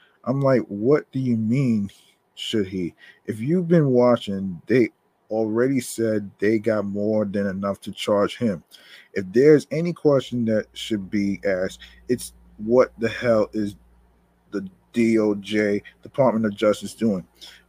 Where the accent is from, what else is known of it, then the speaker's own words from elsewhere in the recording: South Carolina, United States; I'm from South Carolina.